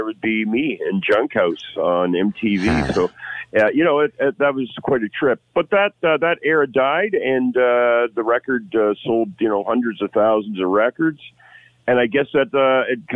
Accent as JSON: {"language": "English", "town": "Hamilton", "region": "Ontario", "country": "Canada", "said": "I'm from Hamilton."}